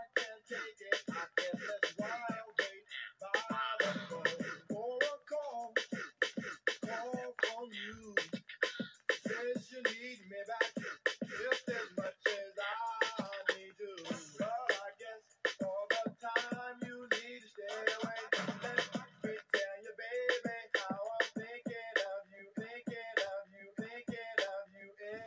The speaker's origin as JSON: {"language": "English", "town": "New Orleans", "region": "Louisiana", "country": "United States", "tie": "born or raised there", "moved": "yes", "lives_now": "Hattiesburg, United States", "said": "from New Orleans because that's my hometown."}